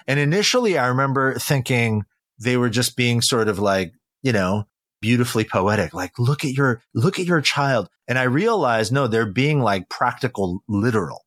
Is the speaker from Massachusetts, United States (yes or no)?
no; California, United States; also born or lived in Incheon, South Korea; My mother and I moved to California when I was really young